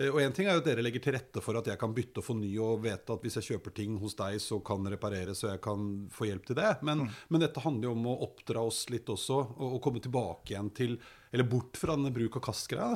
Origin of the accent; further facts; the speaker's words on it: Oslo, Norway; jeg er jo fra Storo, ikke så innmari langt opp i høyre her, sånn. Og nede i Grefsenveien, da jeg var liten